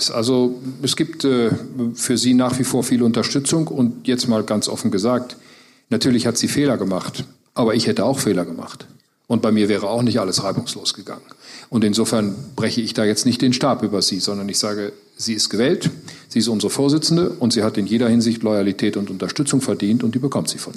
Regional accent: North Rhine-Westphalia, Germany; Äh, gut, ich komme nun mal aus Westfalen und die sind Stört.

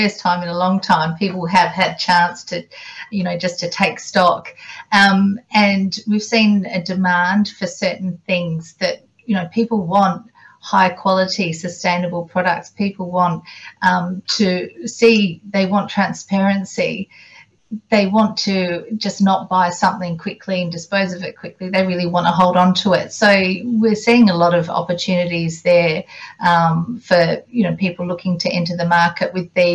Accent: South Australia, Australia; moved away as an adult; now in Tokyo, Japan; I'm from South Australia and I run the South Australia office here.

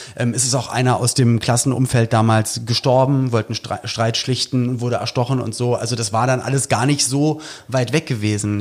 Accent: Berlin, Germany; jemand, der aus Berlin kommt

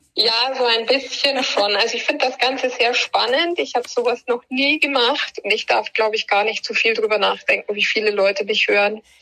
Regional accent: Bavaria, Germany; bei uns in Bayern

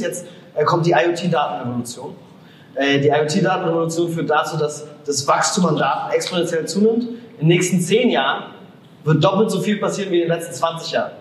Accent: Germany; als Deutsche, als Europäer

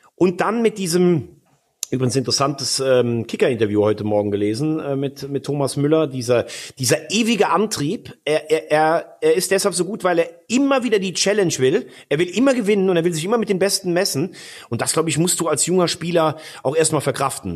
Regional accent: region between Bonn and Koblenz, Rhineland-Palatinate, Germany; Ich komme ja, aus Rheinland-Pfalz, aber ich komme aus einer Region zwischen Bonn und Koblenz

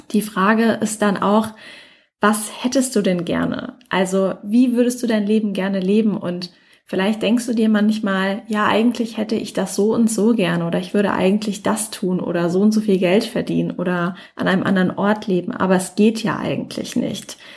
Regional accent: Mannheim, Baden-Württemberg, Germany; Ich komme ja ursprünglich aus Mannheim.

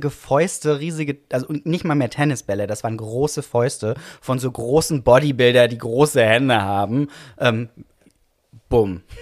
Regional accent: Baden-Württemberg, Germany; Genau, ich bin geboren im Schwarzwald. Tatsächlich auch von ähm, dem Haus, in dem ich aufgewachsen bin, konnte ich, glaube ich, fünf Minuten zu Fuß gehen.

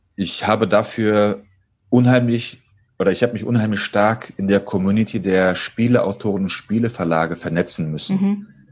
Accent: Dortmund, North Rhine-Westphalia, Germany; Ich bin nämlich Sohn türkischer Einwanderer, bin gebürtiger Dortmunder, 36 Jahre alt

